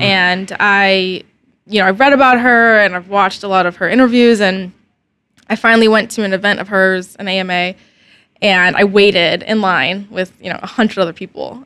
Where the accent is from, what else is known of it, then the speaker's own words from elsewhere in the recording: Snellville, Georgia, United States; also born or lived in Alpharetta, Georgia / Athens, Georgia; I was born in Alpharetta, but I grew up mainly in a terrible little town called Snellville